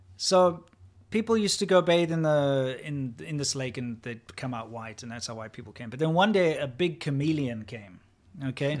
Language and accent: English; South Africa; moved away; I'm not a big fan of speaking Afrikaans. Not my native language. We had to learn it in school